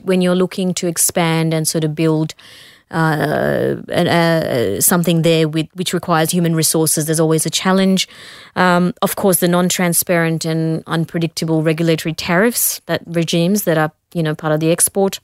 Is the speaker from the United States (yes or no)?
no; India; moved away as an adult; now in Australia; I left my home country